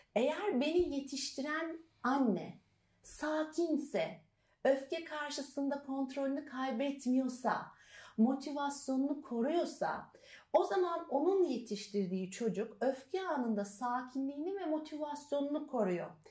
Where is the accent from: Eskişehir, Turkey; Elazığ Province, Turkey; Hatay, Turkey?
Elazığ Province, Turkey; Elazığ; moved away; also born or lived in Trabzon; ben aslında Elazığlıyım.